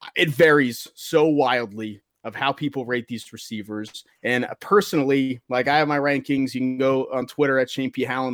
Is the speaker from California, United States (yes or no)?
no; Pittsburgh, Pennsylvania, United States; my hometown Steelers